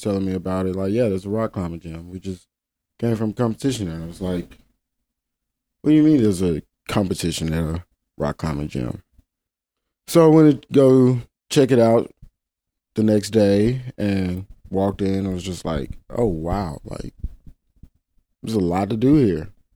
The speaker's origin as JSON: {"language": "English", "region": "Mississippi Delta", "country": "United States", "moved": "yes", "lives_now": "Memphis, United States", "said": "I come from Mississippi Delta, very flat place"}